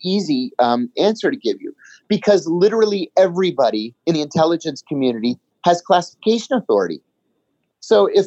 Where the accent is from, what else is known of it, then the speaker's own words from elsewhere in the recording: Sharon, Pennsylvania, United States; I was born in Sharon, Pennsylvania